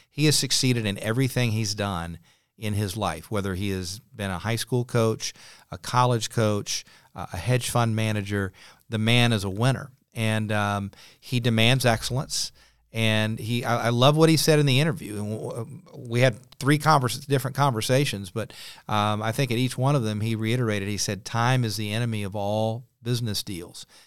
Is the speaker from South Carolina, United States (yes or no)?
yes; Clemson, South Carolina, United States; moved away as an adult; also born or lived in Chapel Hill, North Carolina / South Florida / Muncie, Indiana; now in Charlotte, United States; I had roots in Charlotte, even though I grew up in Clemson